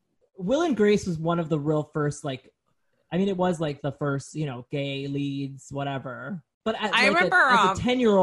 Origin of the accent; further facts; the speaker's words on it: New York City, New York, United States; growing up in Brooklyn to going to NYU